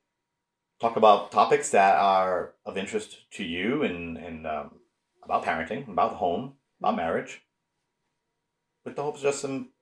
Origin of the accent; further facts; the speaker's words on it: Woonsocket, Rhode Island, United States; now in North Attleboro, United States; So I'm a native of Woonsocket, Rhode Island, which is in northern Rhode Island.